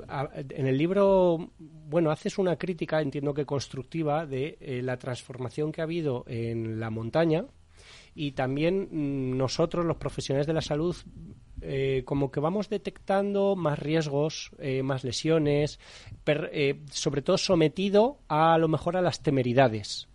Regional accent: Madrid, Community of Madrid, Spain; Los que somos de Madrid

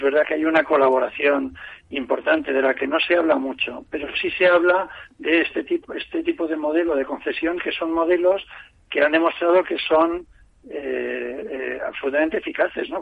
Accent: Spain; como español

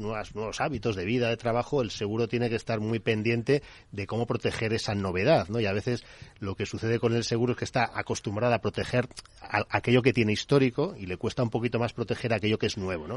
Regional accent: Bilbao, Basque Country, Spain; somos de Bilbao también, parte del equipo organizador

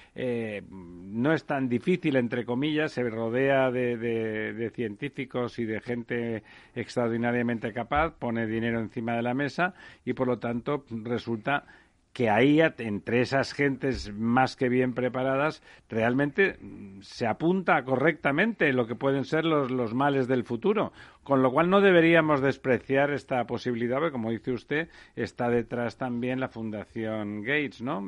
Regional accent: Barcelona, Catalonia, Spain; como barcelonés yo creo que desde que era muy pequeño no recordaba una Barcelona tan, tan mugrienta

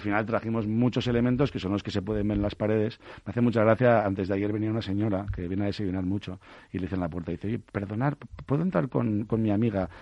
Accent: Bilbao, Basque Country, Spain; moved away; yo soy de Bilbao

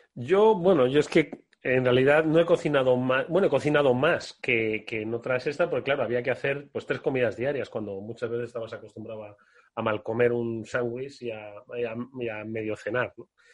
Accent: Extremadura, Spain; en mi pueblo, Extremadura

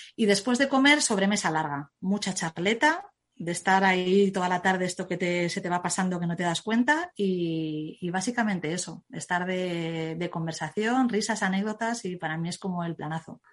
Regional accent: Zaragoza, Aragon, Spain; yo es que soy de Zaragoza

